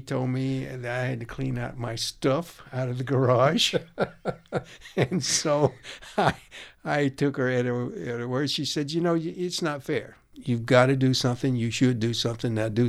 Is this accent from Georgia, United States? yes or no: yes; Athens, Georgia, United States; I grew up in Athens, Georgia.